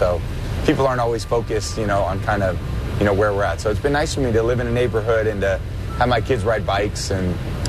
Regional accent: California, United States; moved away as an adult; now in Tampa, United States; growing up in California

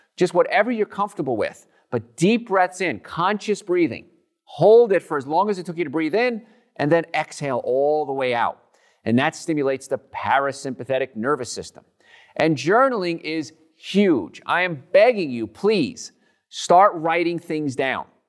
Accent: New Jersey, United States; now in Atlanta, United States; I'm from New Jersey

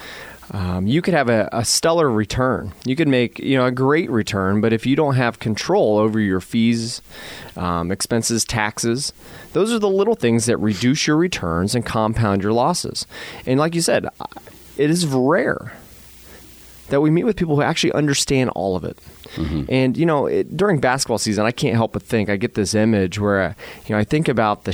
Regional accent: Miami Valley, Ohio, United States; We're born and raised in the Miami Valley

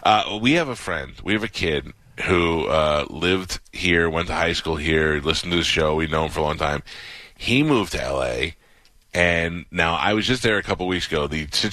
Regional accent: New York, United States; also born or lived in Miami; now in Florida, United States; I grew up in New York. I lived in Miami in the bad times in the 90s.

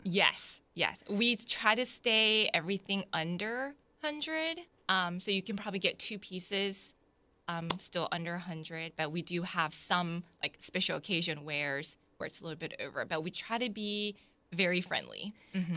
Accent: Jacksonville, Florida, United States; also born or lived in South Korea; My family immigrated here in nineteen ninety-one to Jacksonville, so I was raised here

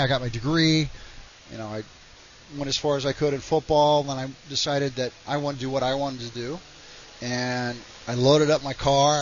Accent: Oklahoma, United States; moved away as an adult; also born or lived in West Virginia; I grew up in Oklahoma.

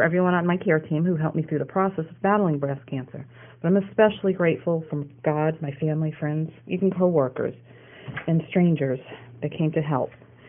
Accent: Port Orange, Florida, United States; I'm from Port Orange, Florida. At age 44

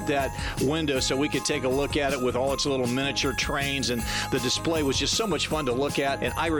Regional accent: Dayton, Ohio, United States; one of my greatest memories of Christmas growing up in the Dayton area was the Reich's Department Store downtown.

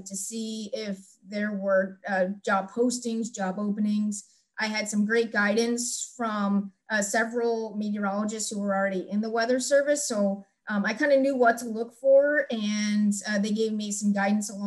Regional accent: Miami Valley area, Ohio, United States; I wanted to work for my hometown office in Wilmington, Ohio, of course, serving the Miami Valley area, the Cincinnati Tri-State

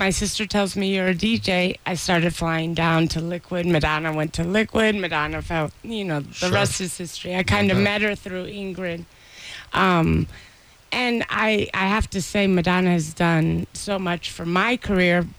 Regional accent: Washington, District of Columbia, United States; now in Miami, United States; I'm from Washington, okay. D.C. And I live in Miami.

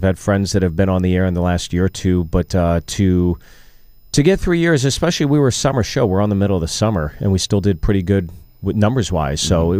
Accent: Pittsburgh, Pennsylvania, United States; I grew up in Pittsburgh.

